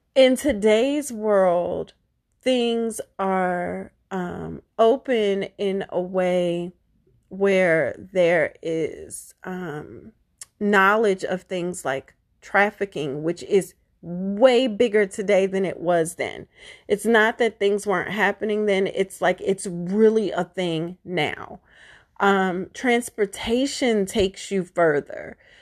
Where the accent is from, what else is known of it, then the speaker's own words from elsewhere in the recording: Baltimore, Maryland, United States; I was raised in Baltimore